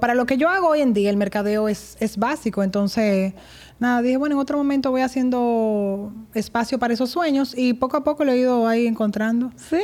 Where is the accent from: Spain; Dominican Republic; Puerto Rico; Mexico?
Dominican Republic; Santo Domingo, Distrito Nacional; Nací aquí en Santo Domingo